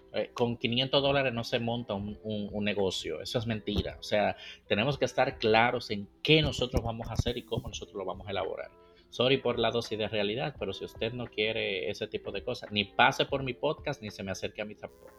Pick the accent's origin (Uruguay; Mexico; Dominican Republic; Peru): Dominican Republic; moved away; está mi tierra, República Dominicana